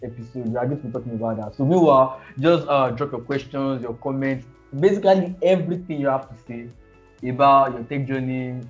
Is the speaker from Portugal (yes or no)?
no; Nigeria; I'm from Nigeria